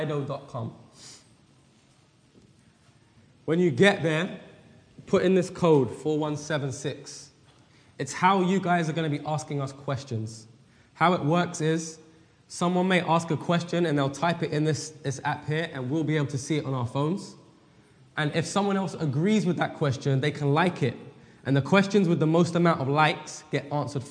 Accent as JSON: {"language": "English", "region": "England", "country": "United Kingdom", "moved": "yes", "lives_now": "Weimar, United States", "said": "We live at Weimar in California, but we're originally from England"}